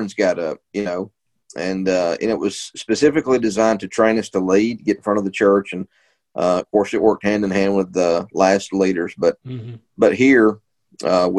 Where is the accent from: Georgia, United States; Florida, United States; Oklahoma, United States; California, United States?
Georgia, United States; Adairsville; moved away as an adult; also born or lived in Moultrie, Georgia / Memphis, Tennessee; now in Marietta, United States; I'm originally from Adairsville, Georgia